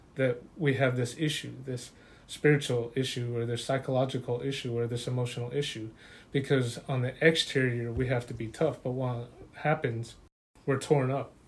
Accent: Utah, United States; I grew up in Utah around LDS and Catholic faith belief, faith belief systems

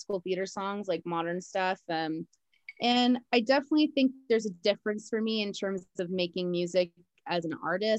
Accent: Martinez, California, United States; also born or lived in Walnut Creek, California; I was born in Walnut Creek, California, and then mostly raised in Martina. So I've been a Bay girl my whole life.

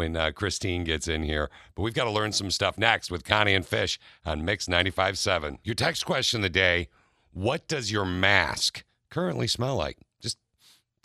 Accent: Lansing, Michigan, United States; I was born at Sparrow Hospital in Lansing.

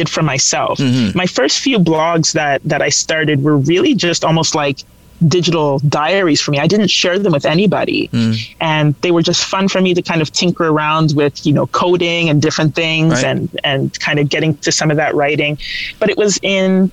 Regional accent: London, Ontario, Canada; I grew up in London, Ontario

